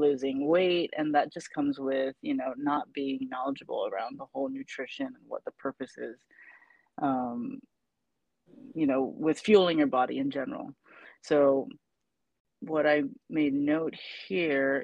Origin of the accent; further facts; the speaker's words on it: Saipan, Northern Mariana Islands; moved away; I'm originally from Saipan